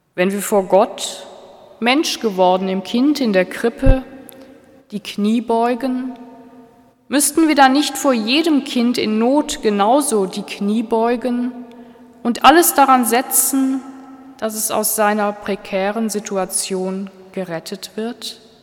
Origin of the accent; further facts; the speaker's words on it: Germany; Ich als Deutsche